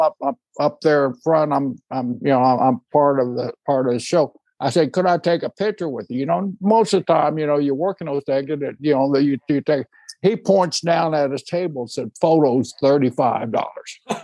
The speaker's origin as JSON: {"language": "English", "town": "Seminole", "region": "Oklahoma", "country": "United States", "tie": "born or raised there", "said": "I was born in Seminole, Oklahoma"}